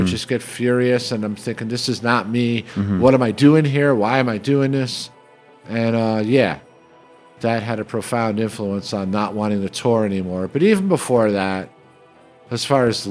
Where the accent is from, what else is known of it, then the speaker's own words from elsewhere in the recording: New York City, New York, United States; moved away as an adult; when I grew up and lived in New York City